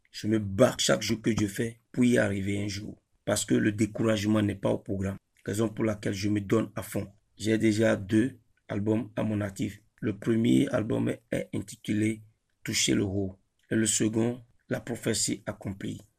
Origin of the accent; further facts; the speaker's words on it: Ouidah, Atlantique, Benin; Je viens de Huida, précisément Djebadji, au Bénin. J'ai étudié l'anglais sur le campus Tagbome Calavi